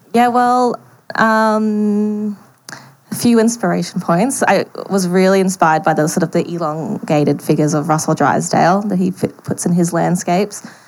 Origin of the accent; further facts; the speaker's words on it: Brisbane, Queensland, Australia; I grew up in Brisbane